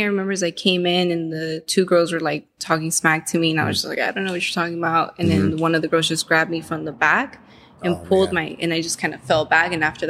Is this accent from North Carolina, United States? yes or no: no; Panorama City, California, United States; In the Valley. Panorama.